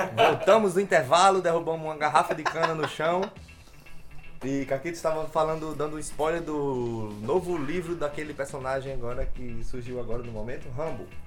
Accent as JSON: {"language": "Portuguese", "town": "Catolé do Rocha", "region": "Paraíba", "country": "Brazil", "said": "Eu sou formado em cinema, sou de Catolé do Rocha"}